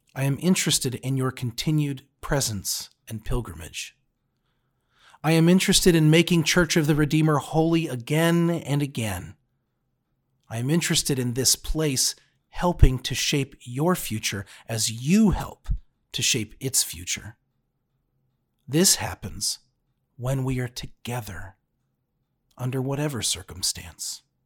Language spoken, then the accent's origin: English; United States; now in Cincinnati, United States; As an American